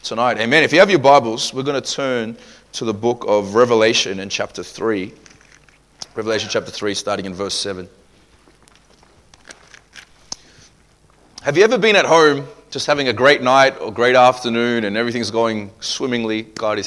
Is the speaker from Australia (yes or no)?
yes; Australia; growing up in Australia